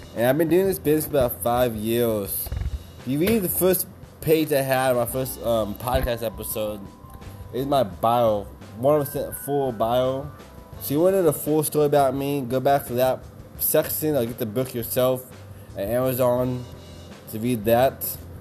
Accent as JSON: {"language": "English", "region": "Kansas", "country": "United States", "moved": "as an adult", "lives_now": "Austin, United States", "said": "I'm from Kansas. I've been to Austin, Texas now for about five years"}